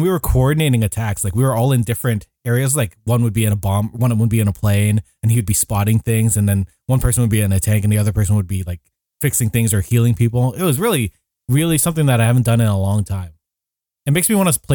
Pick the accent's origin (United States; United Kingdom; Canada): Canada; Niagara Falls, Ontario; also born or lived in St. Catharines; I grew up in Niagara Falls originally before moving to St. Catharines.